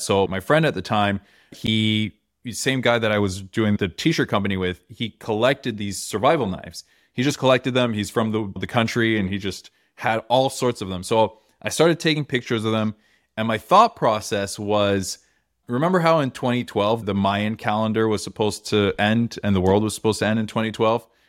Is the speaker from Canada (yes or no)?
yes; Toronto, Ontario, Canada; we're in Toronto, I'm from Toronto